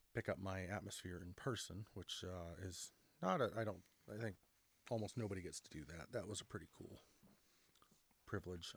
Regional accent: Canada; We're, we're Canadian

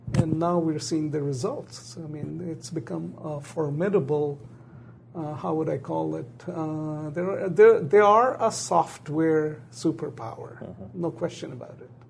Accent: Pakistan; also born or lived in Bangladesh / England; now in United States; I was born in Pakistan.

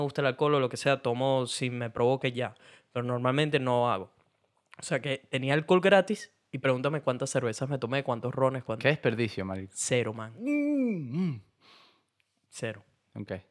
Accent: Argentina; porque soy argentina y no entiendo.

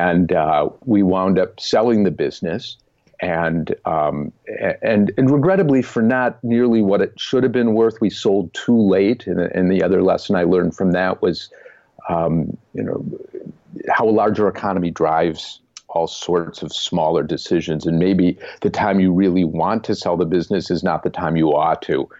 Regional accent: Wisconsin, United States; growing up in Wisconsin

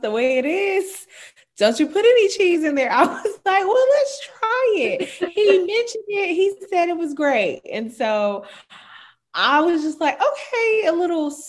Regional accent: South Carolina, United States; I'm from the country, the small town of South Carolina.

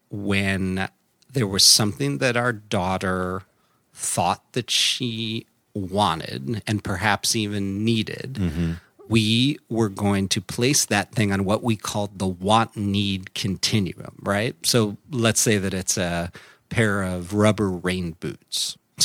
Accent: Midwest, United States; But, you know, I grew up in the Midwest, and that catalog came over the transom like clockwork.

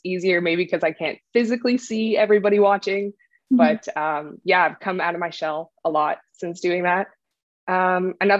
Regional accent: Canada; I'm a Canadian artist.

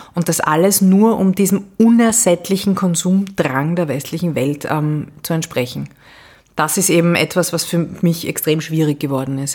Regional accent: Vienna, Austria; Ich bin ähm, Wienerin sehr leidenschaftlich

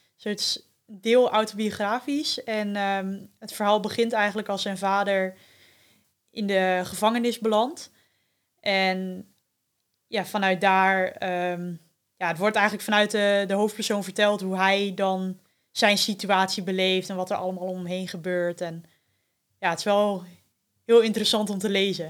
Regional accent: Veendam, Groningen, Netherlands; also born or lived in Winschoten; ik ben eh, geboren in Winschoten, maar opgegroeid in eh, Veendam. En daar woon ik ook nog steeds.

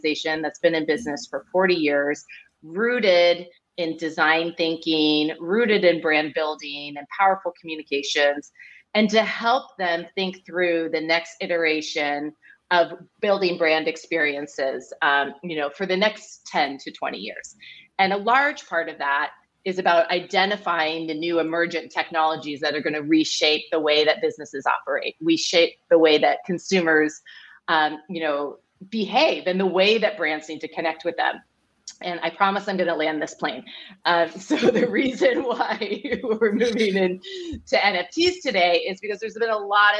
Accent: Silicon Valley, Bay Area, California, United States; I grew up in the Silicon Valley here in the Bay Area

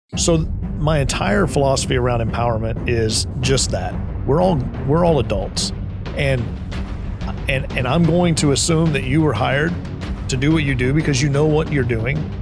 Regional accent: Midland, Texas, United States; I was, uh, was born and raised in Midland, Texas

